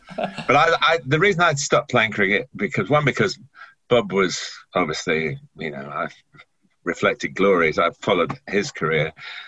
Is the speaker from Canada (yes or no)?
no; Chester, North West England, United Kingdom; born there; which is just up in the northwest of England, where my mother came from. I was born in Chester, but my dad came from down south.